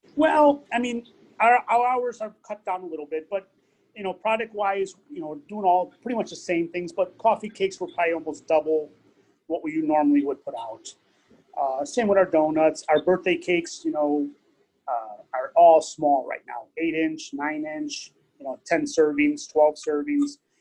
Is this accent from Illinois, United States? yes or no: yes; Cicero, Illinois, United States; moved away as an adult; also born or lived in Stickney; now in Tinley Park, United States; Grew up in Cicero uh, till I was about, till I got married.